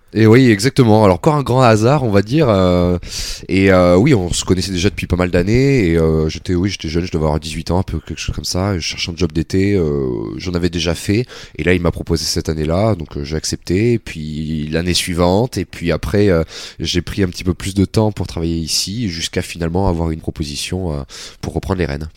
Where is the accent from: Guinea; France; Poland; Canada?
France; Metz, Grand Est; C'était à Metz. Je suis né à Metz. J'ai fait mes, mes débuts, mes débuts d'athlétisme à Metz